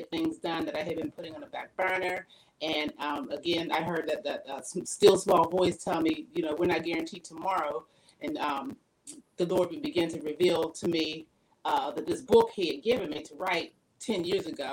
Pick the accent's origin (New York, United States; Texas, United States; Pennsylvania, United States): Pennsylvania, United States; now in Virginia, United States; I'm originally from Pennsylvania